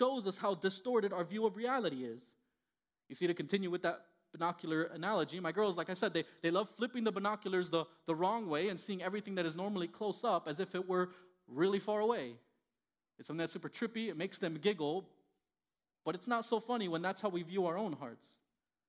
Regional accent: Miami, Florida, United States; first language Spanish; English is a second language; moved away as an adult; also born or lived in Indiana; I grew up in Miami, Florida, born and raised

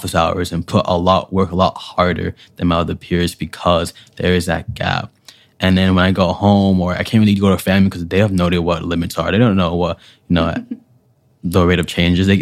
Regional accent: New York City, New York, United States; moved away as an adult; also born or lived in Syracuse, New York; I'm from Brooklyn, New York City

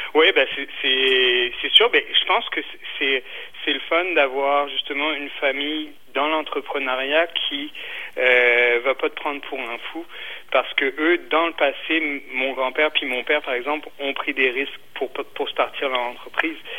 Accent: Brittany, France; moved away as an adult; now in Quebec, Canada; je suis originaire de Bretagne

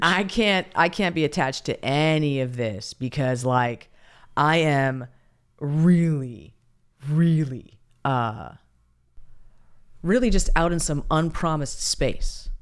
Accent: United States; as Americans

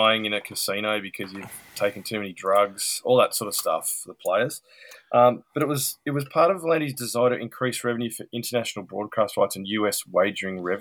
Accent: Bankstown, New South Wales, Australia; I grew up in Bankstown, Banksy, as I call it.

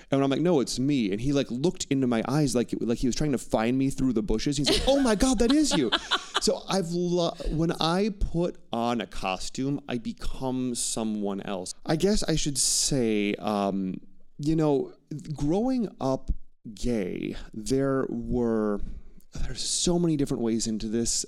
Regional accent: Wauwatosa, Wisconsin, United States; I would never say I'm from the Milwaukee or the Wauwatosa," my suburb

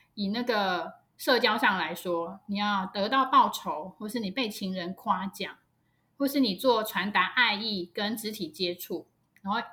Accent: Taiwan; 我们台湾

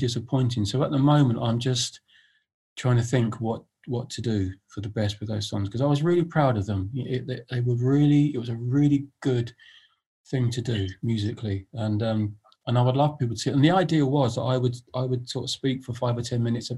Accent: London, United Kingdom; I was born in Hammersmith

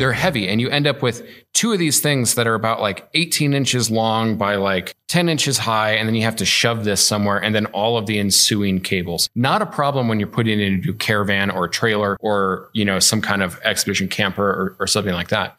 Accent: Illinois, United States; moved away; I'm from Illinois

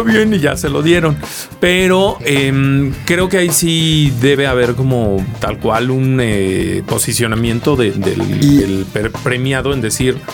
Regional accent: Mexico; como mexicanos

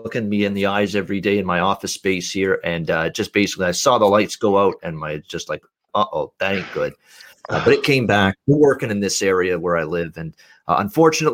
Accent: Canada; I'm not even an American, I'm a Canadian

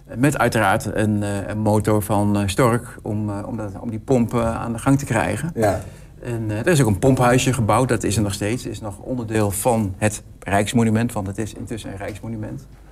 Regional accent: Hengelo, Overijssel, Netherlands; ik kom uit Hengelo

